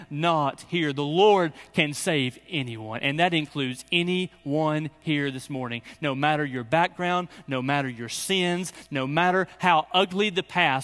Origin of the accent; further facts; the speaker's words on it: Birmingham, Alabama, United States; I'm actually from Birmingham